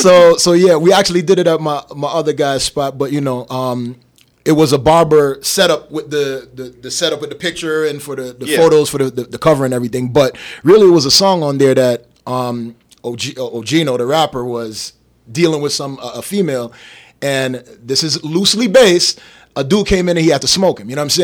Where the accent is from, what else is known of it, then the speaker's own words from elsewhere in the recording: Las Vegas, Nevada, United States; Hey, you know, I'm from Vegas. Oh, yeah, well, you live on a strip.